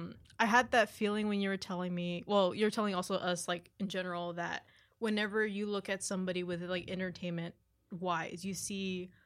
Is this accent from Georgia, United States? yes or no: no; McAllen, Texas, United States; I'm also from McAllen.